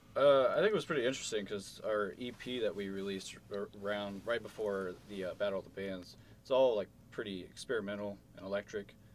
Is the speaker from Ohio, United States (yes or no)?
yes; Dayton, Ohio, United States; moved away as an adult; now in Athens, United States; from Dayton.